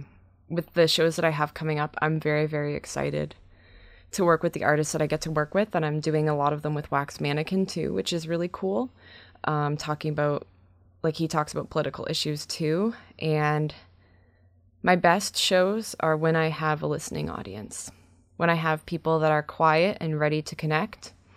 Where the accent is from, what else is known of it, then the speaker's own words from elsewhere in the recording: Brantford, Ontario, Canada; my hometown show in Brantford